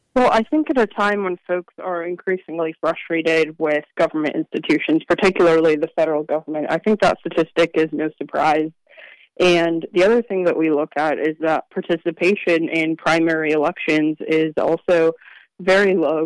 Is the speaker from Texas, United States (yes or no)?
no; Virginia, United States; also born or lived in Kansas; my home state of Virginia. Um, you know, I live in Arlington